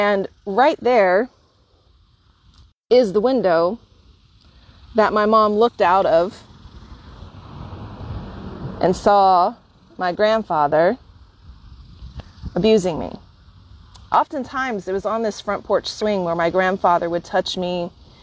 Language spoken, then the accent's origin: English; Bartlesville, Oklahoma, United States; now in San Francisco, United States; to arrive here at my hometown.